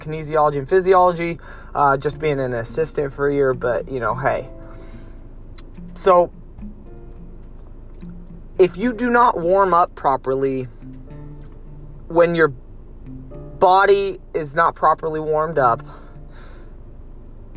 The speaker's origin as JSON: {"language": "English", "town": "Lompoc", "region": "California", "country": "United States", "tie": "born or raised there", "moved": "yes", "said": "I'm in my hometown right now in Lompoc"}